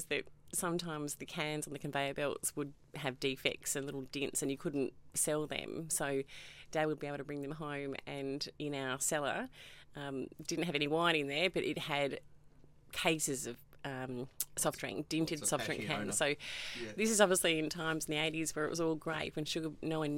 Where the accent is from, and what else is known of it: Perth, Western Australia, Australia; born or raised there; also born or lived in Melbourne, Victoria